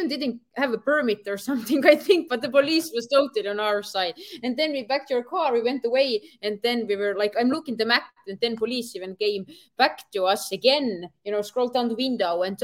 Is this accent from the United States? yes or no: no; Estonia; I'm from Europe